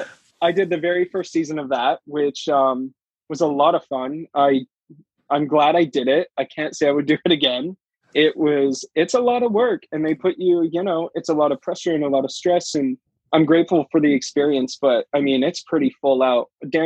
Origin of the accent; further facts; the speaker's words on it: Kindersley, Saskatchewan, Canada; moved away; also born or lived in Vancouver; I'm actually originally from a small little town. I'm a Canadian dancer. So I grew up in a small little farm town called Kindersley, Saskatchewan, which has a population of about 5,000 people.